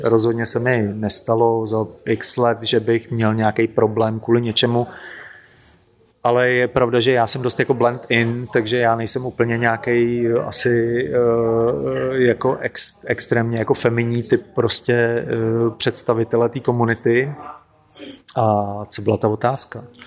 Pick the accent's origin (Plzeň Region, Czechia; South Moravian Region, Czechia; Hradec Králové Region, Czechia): Plzeň Region, Czechia; Plzeň; now in Prague, Czech Republic; já jsem totiž původem z Plzně